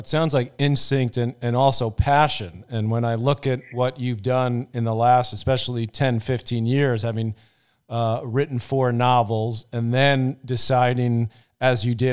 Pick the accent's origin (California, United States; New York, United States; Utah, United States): New York, United States; New York City; where we grew up in Douglaston in Queens